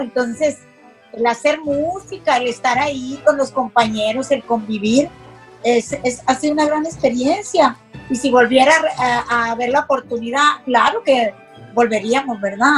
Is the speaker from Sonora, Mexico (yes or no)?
yes; Hermosillo, Sonora, Mexico; soy originaria de Hermosillo